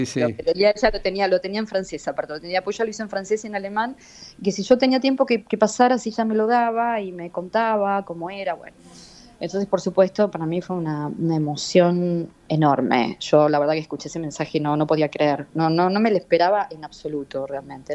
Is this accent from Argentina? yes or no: yes; Buenos Aires, Argentina; soy re argentina y nacida en Buenos Aires